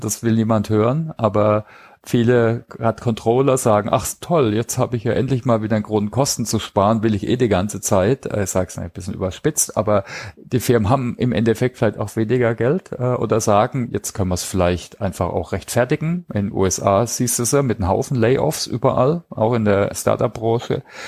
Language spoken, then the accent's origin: German; Heilbronn, Baden-Württemberg, Germany; Heilbronn, also meinem Heimatort übrigens, ne? kleine Side-Note, da war ich ähm, habe ich mein Abitur gemacht